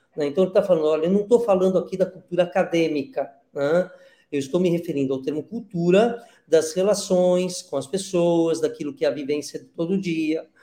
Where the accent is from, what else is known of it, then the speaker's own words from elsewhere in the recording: Brazil; nós brasileiros desse momento, se formos olhar para os nossos pais, os nossos avós, não somos brasileiros na mesma medida que eles.